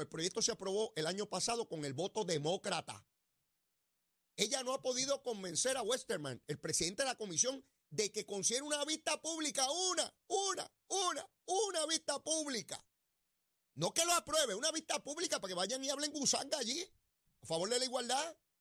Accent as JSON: {"language": "Spanish", "country": "Puerto Rico", "said": "como puertorriqueño"}